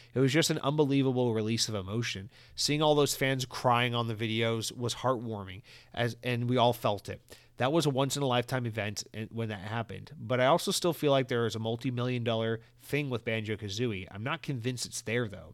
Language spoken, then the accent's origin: English; United States; I'm American and I guess I got it in my blood